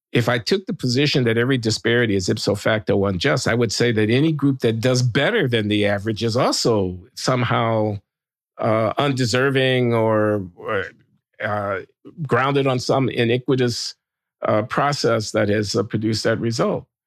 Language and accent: English; Chicago, Illinois, United States; I'm from Chicago. I came up in the fifties and sixties